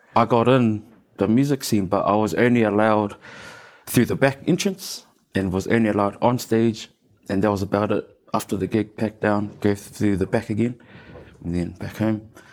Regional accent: Auckland, New Zealand; the one and only um, best place in Auckland, uh, Mount Albert. Born and raised, and I'm still there.

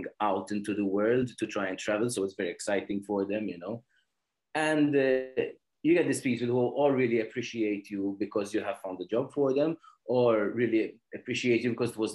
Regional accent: Malta; I am from Malta. I'm currently in Malta, actually, at the moment. I've lived here all my life, pretty much, I would say

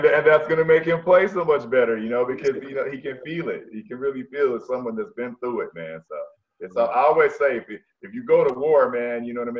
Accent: California, United States; I'm from Cali

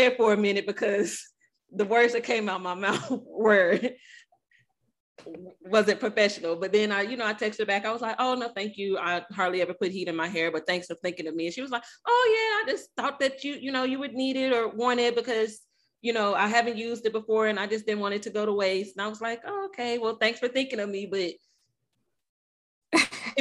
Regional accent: Arkansas, United States; accent: Arkansas; moved away; I'm still, you know, country, still got my Arkansas accent

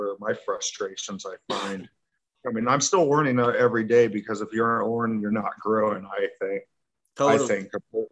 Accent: Kansas City, United States; also born or lived in Miami; Spent a lot of my time in Kansas City growing up

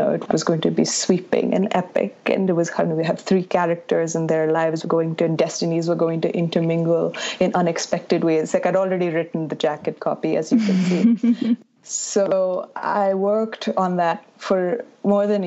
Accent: Bangalore, Karnataka, India; I grew up in Bangalore, which is in the south

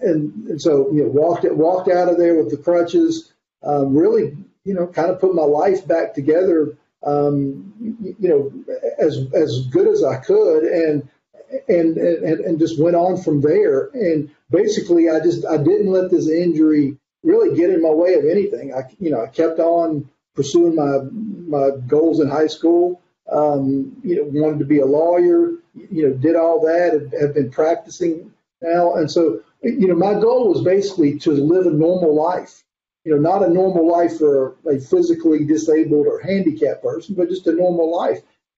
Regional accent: North Carolina, United States; also born or lived in East Tennessee; now in Alabama, United States; No, I'm not. And I grew up primarily in North Carolina, but we moved a lot when I was a kid. I still call East Tennessee primarily my home

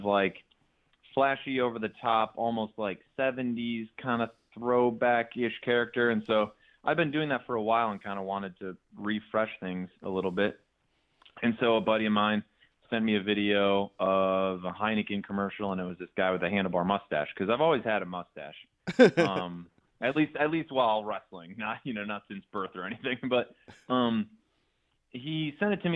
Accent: near Sandusky, Northern Ohio, United States; near my hometown in Northern Ohio, near Sandusky.

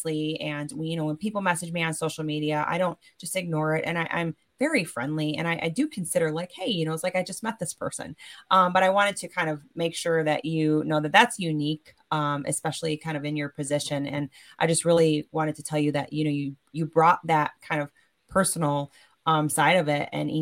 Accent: Michigan, United States; also born or lived in San Antonio, Texas; I've been in Michigan for most of my life, but I wasn't born here

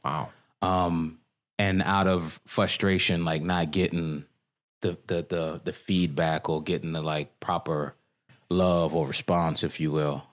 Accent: Washington, District of Columbia, United States; moved away as an adult; also born or lived in Bangkok, Thailand; I'm born and raised here. I grew up in Petworth. Spent my entire life here.

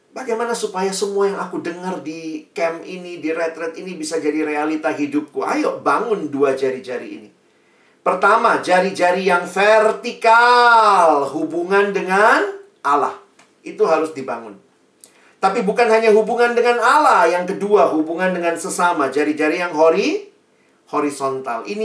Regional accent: Makassar, South Sulawesi, Indonesia; saya ini anak daerah ya, teman-teman saya itu ke Jakarta kuliah di UI, dulu dari dari Makassar.

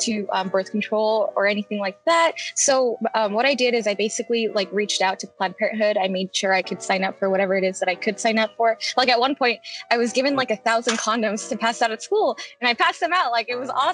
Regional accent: Arizona, United States; moved away as an adult; also born or lived in Phoenix; now in Arkansas, United States; I'm actually from Arizona

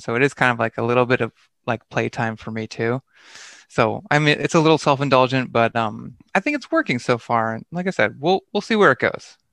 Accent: Lancaster, Pennsylvania, United States; moved away as an adult; also born or lived in Philadelphia / Japan / New York City; I grew up in Pennsylvania, like in Amish country near Lancaster, Hershey area

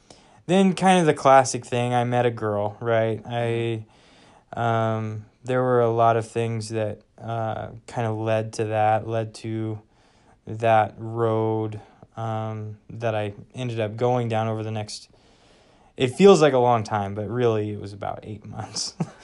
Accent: Wichita, Kansas, United States; moved away as an adult; I am from Wichita, Kansas, and grew up there, was there for 18 years.

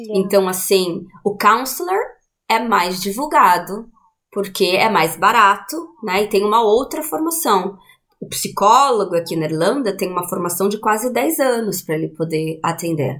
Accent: Juquiá, São Paulo, Brazil; moved away as an adult; also born or lived in Sorocaba / Londrina; now in Dublin, Ireland; então eu sou de Sorocaba, mas eu vivi em Juquiá, né, no Vale do Ribeira por muito tempo, assim, quase né, uma vida inteira

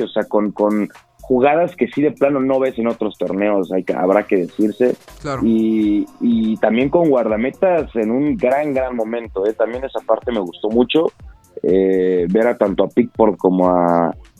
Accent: Mexico

